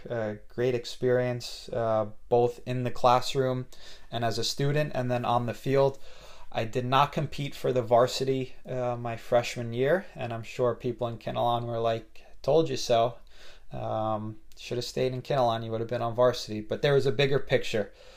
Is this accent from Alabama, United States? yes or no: no; Kinnelon, New Jersey, United States; I grew up in Kinelon.